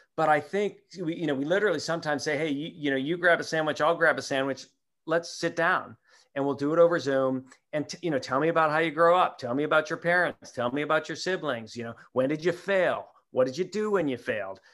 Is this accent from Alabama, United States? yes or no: no; Minneapolis, Minnesota, United States; moved away; I grew up in Minneapolis